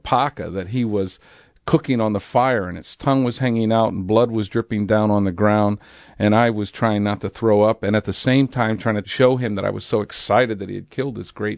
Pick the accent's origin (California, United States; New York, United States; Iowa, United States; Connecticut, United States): California, United States; also born or lived in San Diego; In the late 60s, I lived in San Diego. I had moved up from Imperial Valley, California, and was involved in the hippie movement.